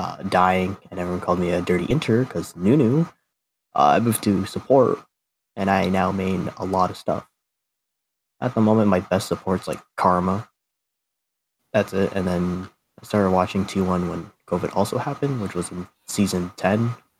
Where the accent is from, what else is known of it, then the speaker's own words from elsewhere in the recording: Canada; I'm from Canada.